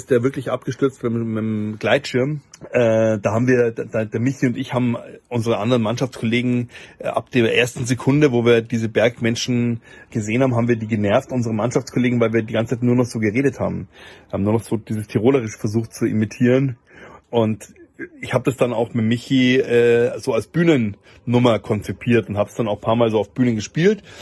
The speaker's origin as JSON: {"language": "German", "region": "Bavaria", "country": "Germany", "said": "das muss ich als Oberbayer zugeben"}